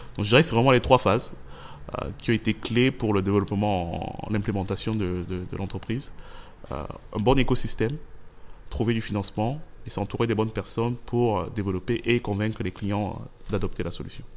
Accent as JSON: {"language": "French", "town": "Yaoundé", "region": "Centre", "country": "Cameroon", "tie": "born or raised there", "said": "j'ai grandi au, j'ai grandi au Cameroun"}